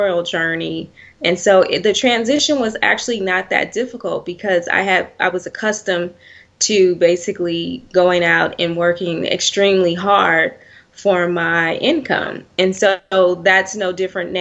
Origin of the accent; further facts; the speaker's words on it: Oakland, California, United States; I grew up in Oakland, California, to be exact